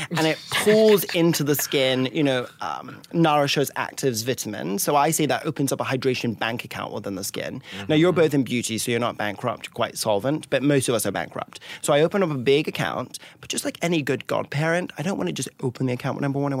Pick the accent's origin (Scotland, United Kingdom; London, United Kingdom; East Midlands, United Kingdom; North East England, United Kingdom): Scotland, United Kingdom; And I grew up in an old family, so I love a tweed, and I'm from Scotland, so I double love tweed.